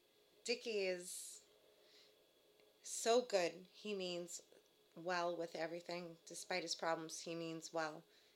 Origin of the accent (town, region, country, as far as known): Lowell, Massachusetts, United States; born or raised there; also born or lived in Boston; now in Dublin, Ireland